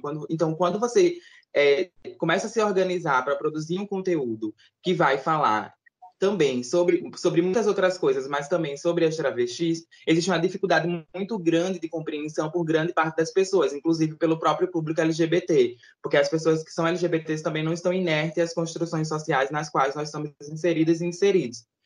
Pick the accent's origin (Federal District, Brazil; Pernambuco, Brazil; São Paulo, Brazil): Pernambuco, Brazil; Recife; sou aqui de Recife.